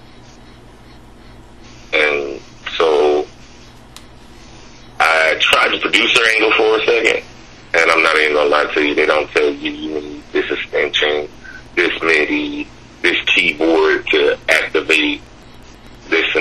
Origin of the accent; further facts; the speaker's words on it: Dothan, Alabama, United States; also born or lived in Jamestown, New York / Buffalo, New York; I'm from Dothan, Alabama.